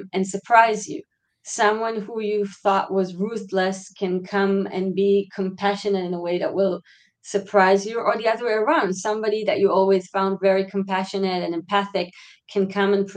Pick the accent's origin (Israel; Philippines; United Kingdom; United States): Israel; growing up in Israel